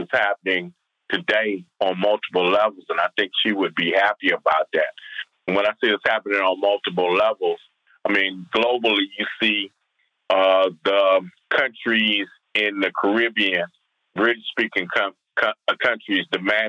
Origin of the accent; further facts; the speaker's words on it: Compton, California, United States; Growing up in Compton, California